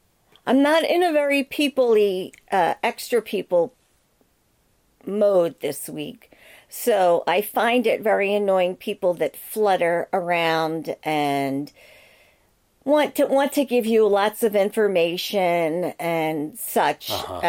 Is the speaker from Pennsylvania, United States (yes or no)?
yes; Philadelphia, Pennsylvania, United States; Hey, I'm from Philly. I talk with my fists.